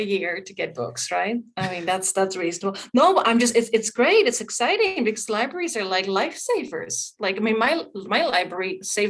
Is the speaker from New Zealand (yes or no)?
no; Netherlands; moved away; I'm from the Netherlands